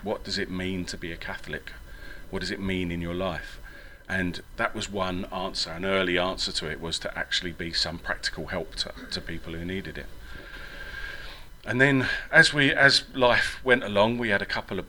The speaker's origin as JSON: {"language": "English", "region": "England", "country": "United Kingdom", "also_born_or_lived": "Ireland", "accent": "English", "said": "I went to a Jesuit grammar school in England"}